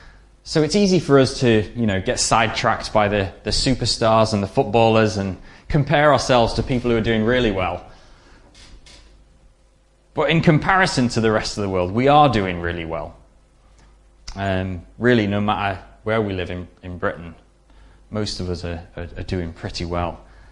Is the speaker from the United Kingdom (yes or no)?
no; DR Congo; Growing up in Zaire, as it was then, the Congo, there was me and my sister in the village, and there was no other whites